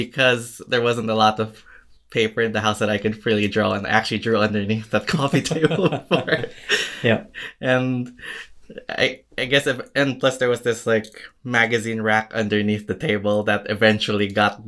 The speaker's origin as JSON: {"language": "English", "country": "Philippines", "moved": "yes", "said": "from, I came from the Philippines about 5 years ago."}